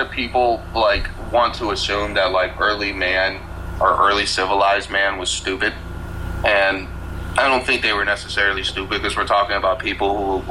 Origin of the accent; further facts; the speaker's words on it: United States; I'm American